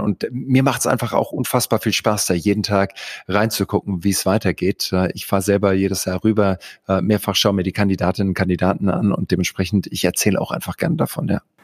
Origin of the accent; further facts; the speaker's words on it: Heidelberg, Baden-Württemberg, Germany; moved away as an adult; also born or lived in Greenville, South Carolina, United States; ich bin in Heidelberg aufgewachsen